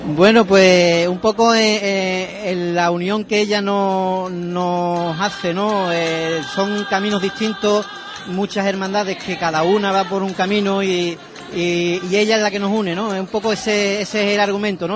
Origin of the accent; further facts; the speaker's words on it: Valencina de la Concepción, Andalusia, Spain; Valencina de la Concepción, no filial todavía, que es mi pueblo